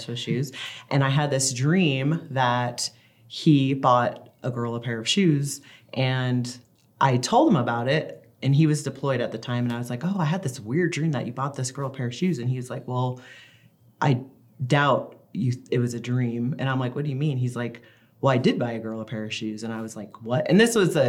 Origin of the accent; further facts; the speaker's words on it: Florida, United States; moved away as an adult; also born or lived in Washington State / South Carolina; now in Utah, United States; I grew up in Florida, so my dad had full custody of us